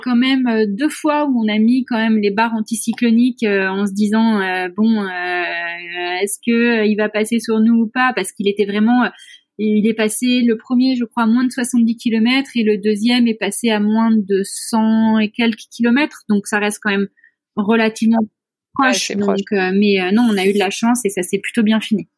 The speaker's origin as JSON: {"language": "French", "country": "France", "moved": "yes", "lives_now": "Mauritius", "said": "nous, en tant que Français, Européens"}